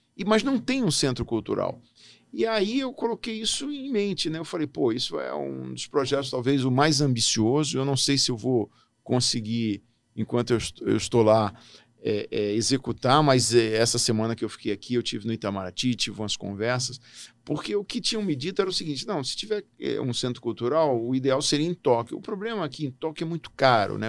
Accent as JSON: {"language": "Portuguese", "town": "Brasília", "region": "Federal District", "country": "Brazil", "tie": "born or raised there", "also_born_or_lived": "Natal, Rio Grande do Norte", "moved": "as an adult", "lives_now": "Hamamatsu, Japan", "said": "eu nasci em Natal, vim para Brasília com seis anos de idade e fiz toda a minha trajetória escolar é, aqui, no, aqui em Brasília"}